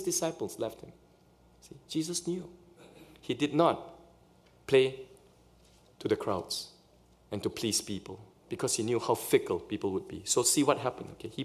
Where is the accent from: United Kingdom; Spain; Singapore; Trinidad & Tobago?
Singapore; also born or lived in Canada; now in Pasadena, United States; in Singapore where I grew up, we follow British English